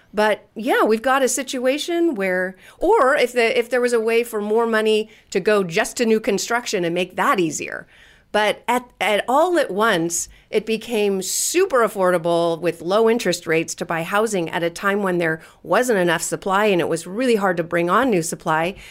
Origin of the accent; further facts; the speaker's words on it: California, United States; I'm from California